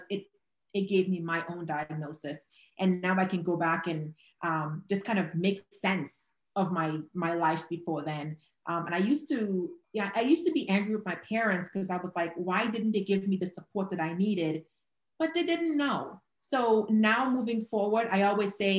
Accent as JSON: {"language": "English", "country": "Trinidad & Tobago", "moved": "yes"}